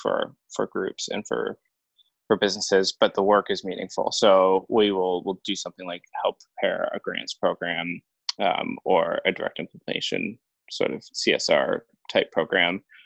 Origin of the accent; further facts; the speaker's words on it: Central Ontario, Canada; moved away as an adult; also born or lived in British Columbia; I grew up in Central Ontario, actually, and I moved out here a few years ago